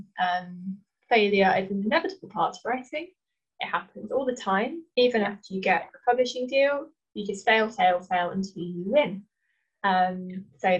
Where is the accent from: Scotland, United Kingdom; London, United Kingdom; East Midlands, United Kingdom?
East Midlands, United Kingdom; Leicester; moved away; I'm from Leicester originally